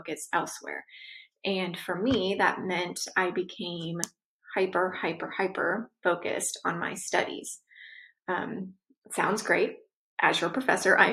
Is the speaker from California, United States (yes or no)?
yes; Southern California, United States; I was born and raised in Southern California.